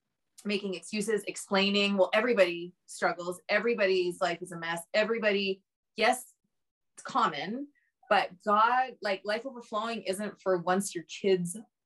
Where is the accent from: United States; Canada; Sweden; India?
Canada; I'm on Instagram, …, you know, because we're Canadian.